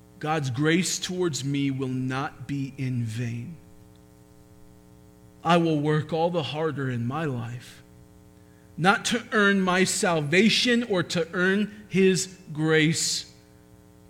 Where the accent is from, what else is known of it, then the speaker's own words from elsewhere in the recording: United States; being American